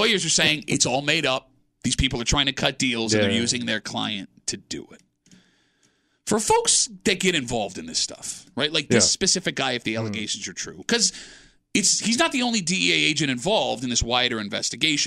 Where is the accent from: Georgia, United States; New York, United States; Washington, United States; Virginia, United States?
New York, United States; Gates; I grew up in Gates